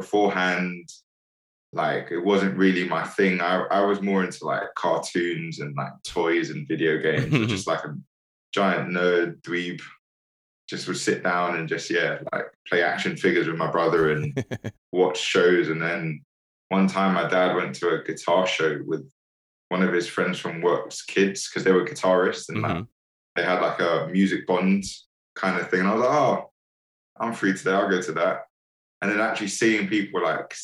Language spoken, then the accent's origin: English; London, United Kingdom; also born or lived in Saint Vincent and the Grenadines / Hackney / Enfield; I was born in the West Indies. Mm-hmm. So I was born in a place called St. Vincent. And then I moved here when I was about, like, just before I was 2. Came down with my mom. I was here for like a year, then my dad came down. I grew up in London, in a place called Stamford Hill